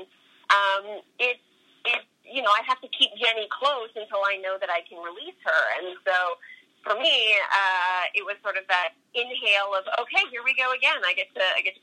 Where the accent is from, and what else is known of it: Canada